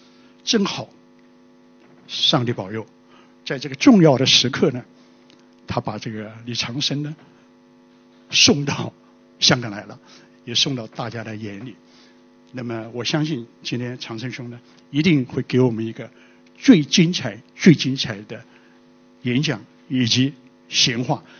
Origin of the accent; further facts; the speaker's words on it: China; 实际上是我们中国人的一个成语里面的，叫做整流漱石